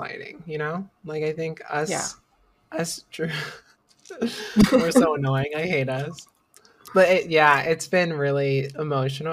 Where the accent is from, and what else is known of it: Florida, United States; born or raised there; moved away as an adult; also born or lived in Washington